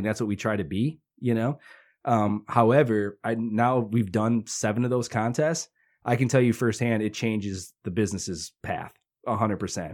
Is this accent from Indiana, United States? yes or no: yes; Hammond, Indiana, United States; also born or lived in St. John, Indiana / Westville, Indiana; I grew up in Hessville until about eighth grade, and then I moved to Saint John from about my freshman year